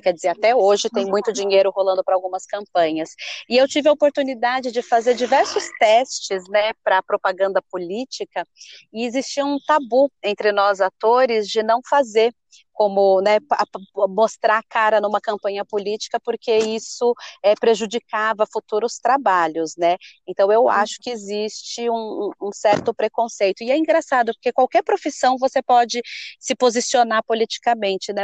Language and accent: Portuguese; São Paulo, Brazil; also born or lived in Campinas; eu nasci aqui em São Paulo, é, no bairro de Pirituba. Eu morei durante 10 anos aqui em São Paulo, depois eu cresci em Campinas e voltei para cá para estudar.